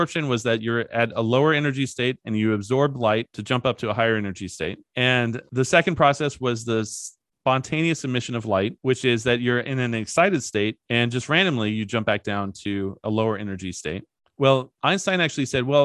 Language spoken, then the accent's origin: English; Kentucky, United States; I'm from Kentucky